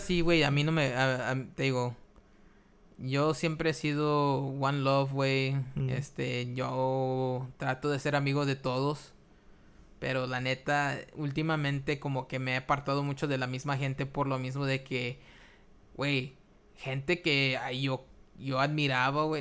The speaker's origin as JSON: {"language": "Spanish", "country": "Mexico", "said": "nosotros los mexicanos"}